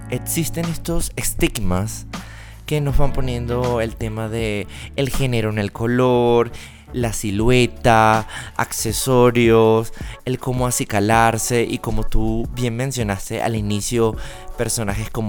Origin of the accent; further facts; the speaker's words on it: Venezuela; now in Bogotá, Colombia; Yo soy de Venezuela. ¿Y entonces? Pero del Caribe. Solo que estoy súper apañado de Bogotá.